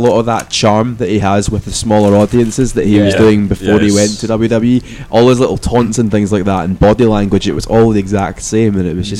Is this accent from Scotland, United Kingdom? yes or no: yes; Scotland, United Kingdom; as a Scotsman